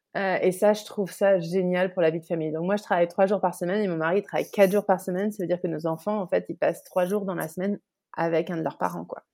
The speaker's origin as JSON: {"language": "French", "town": "Bordeaux", "region": "Nouvelle-Aquitaine", "country": "France", "tie": "born or raised there", "also_born_or_lived": "Le Havre area, Normandy", "moved": "as an adult", "lives_now": "Netherlands", "said": "Je suis née à Bordeaux et j'ai grandi dans la région bordelaise jusqu'à ce que j'ai 11 ans."}